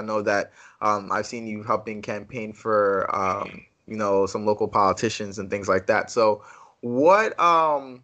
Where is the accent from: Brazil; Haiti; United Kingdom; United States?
Haiti; I'm Haitian over here.